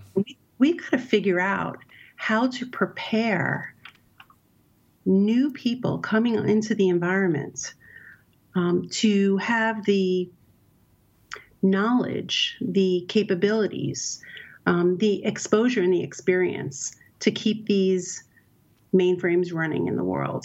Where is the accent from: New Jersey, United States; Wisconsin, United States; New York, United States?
New York, United States; New York City; I grew up in Brooklyn, New York, so I'm a New York City girl at heart